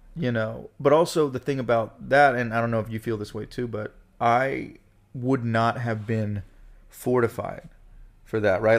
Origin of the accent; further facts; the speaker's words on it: Gulf Breeze, Florida, United States; also born or lived in Pensacola, Florida; now in Brooklyn, United States; born in Pensacola, Florida, grew up in Gulf Breeze, Florida